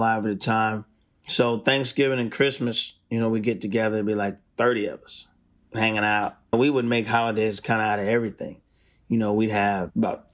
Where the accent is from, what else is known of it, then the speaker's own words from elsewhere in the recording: Milton, Delaware, United States; moved away as an adult; now in Nashville, United States; growing up in Delaware was cool